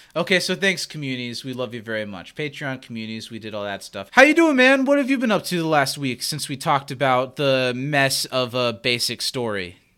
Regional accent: Anderson, Indiana, United States; we grew up in Anderson, Indiana, where I still live

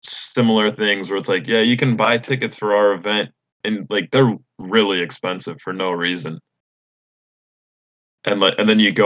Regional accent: Illinois, United States; I'm from Illinois

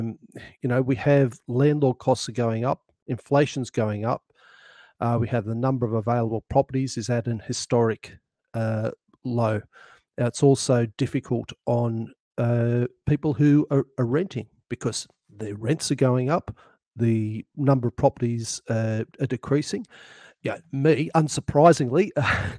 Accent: central New South Wales, Australia; now in Mornington Peninsula, Australia; by birth I'm a New South Welshman

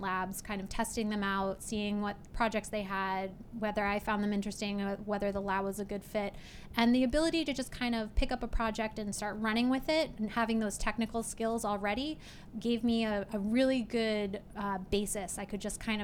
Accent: Portland, Maine, United States; also born or lived in Vermont; now in Boston, United States; Every summer I did an internship back in my hometown of Portland, Maine

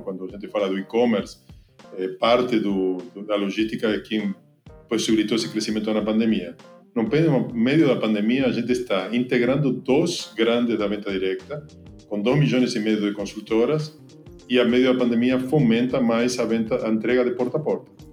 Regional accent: Argentina; Portuguese is a second language; moved away as an adult; now in Brazil; Eu sou argentino, então desculpa pelo sotaque. Eu levo aqui mais de 15 anos na, no Brasil.

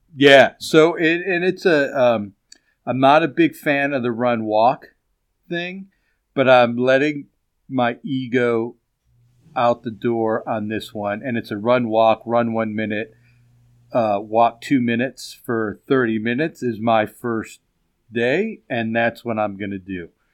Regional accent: Chicago, Illinois, United States; moved away; Chicago's my hometown. I lived there for a long time

